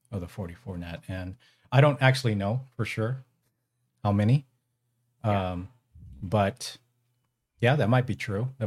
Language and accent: English; California, United States; So uh, I'm originally from the Bay Area and um, moved to the Central Valley when I got married.